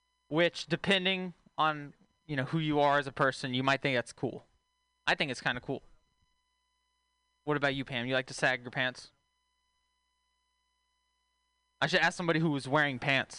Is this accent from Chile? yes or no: no; Texas, United States; moved away; I'm from Texas originally